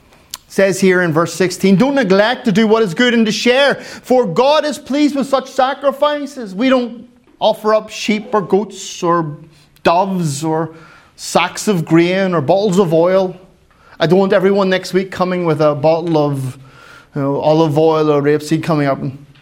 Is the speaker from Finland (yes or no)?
yes; Finland; Well, Kyle, I'm from Finland and we're very quiet. We're not like, woohoo! We're like, woo.